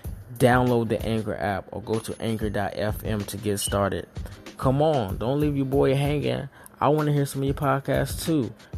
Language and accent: English; the South, United States; I'm from the South, and that shit is a lot to me.